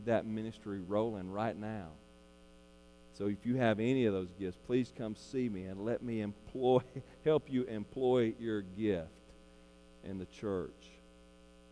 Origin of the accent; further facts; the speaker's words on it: Arkansas, United States; also born or lived in Perryville, Arkansas; we're from Arkansas, so we love Arkansas